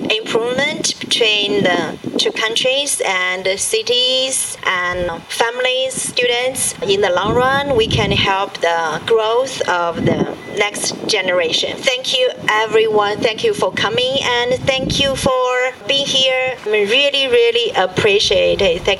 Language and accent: English; Nanjing, Jiangsu, China; I'm from big city, and in Nanjing we have a big company in education